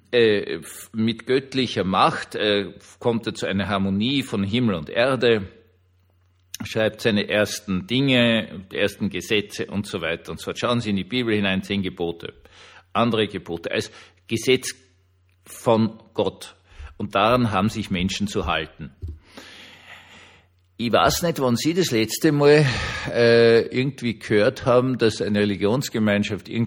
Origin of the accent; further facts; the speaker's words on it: Vienna, Austria; selbst als Wiener weiß ich, dass äh, Berlin zumindest heutzutage kein Hüttendorf an der Spree ist